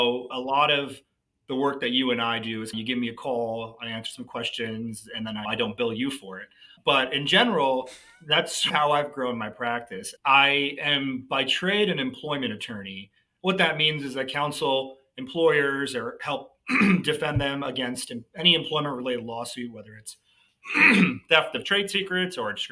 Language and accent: English; New Jersey, United States; moved away as an adult; also born or lived in New York area; now in Dallas, United States; I'm from the Northeast. I grew up in New Jersey.